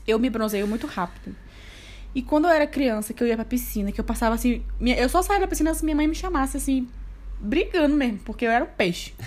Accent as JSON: {"language": "Portuguese", "town": "Salvador", "region": "Bahia", "country": "Brazil", "tie": "born or raised there", "moved": "yes", "said": "tem muito tempo que eu fui criança e tem muito tempo que eu saí de Salvador"}